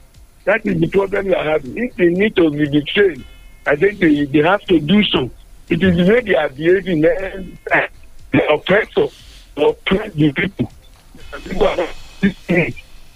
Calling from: Nigeria; I'd like to recognize my name. I'm calling from Yakari Nolomi. The issue of the police and the protesters, I believe our Nigerian police, even with our security, they don't understand the working power of people that are think.

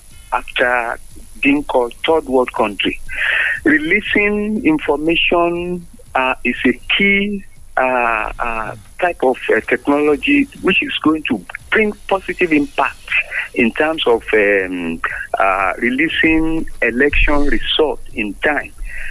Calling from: Abeokuta, Ogun State, Nigeria

